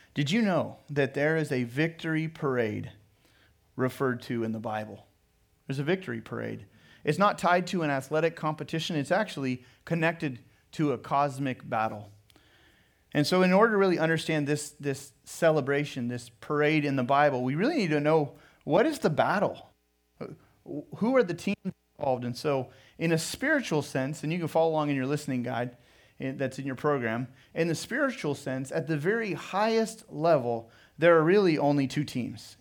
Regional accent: Pismo Beach, California, United States; moved away as an adult; also born or lived in Sonoma, California / San Jose, California; now in Riverside, United States; I was raised in Pismo Beach along the Central Coast. And so I would, lived in Pismo Beach up until high school graduation and grew up there

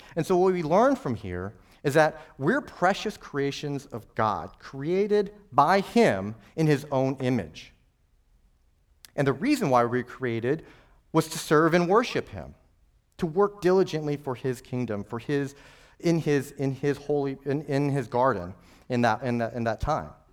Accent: New Mexico, United States; I'm from New Mexico

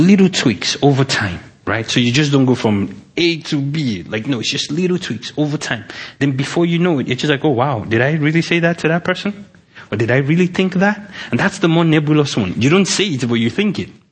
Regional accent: Nigeria; moved away; I'm from Nigeria

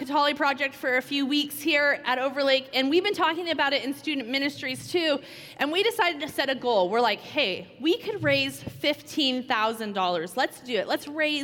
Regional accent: Washington, United States; also born or lived in California; we grew up in Washington, got married here

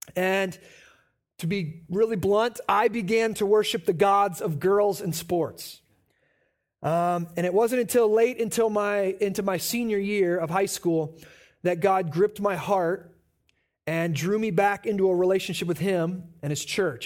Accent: Midwest, United States; moved away as an adult; also born or lived in Omaha; We were born and raised in the Quad Cities

